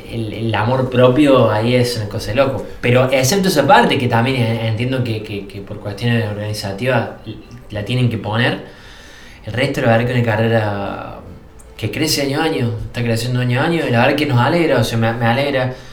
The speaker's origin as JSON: {"language": "Spanish", "town": "Villa Allende", "region": "Córdoba", "country": "Argentina", "said": "yo vengo de Córdoba, yo soy villallente que es una ciudad que ya está en las Sierras Chicas"}